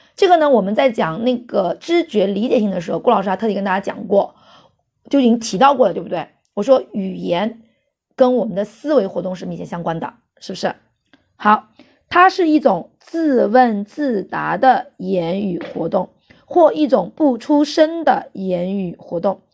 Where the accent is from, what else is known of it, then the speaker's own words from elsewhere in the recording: China; 在我们中国